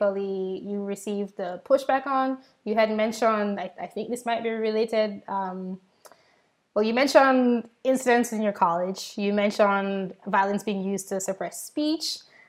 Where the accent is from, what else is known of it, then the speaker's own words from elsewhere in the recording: Jamaica; I'm from Jamaica